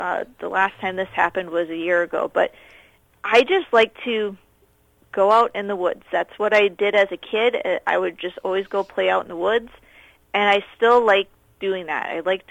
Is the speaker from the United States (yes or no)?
yes; Minnesota, United States; now in Manitoba, Canada; Central Minnesota.